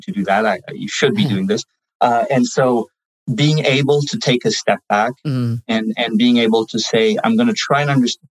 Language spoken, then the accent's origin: English; France; moved away; I'm bilingual in French and English. I started learning English at home first and lived in France most of my life.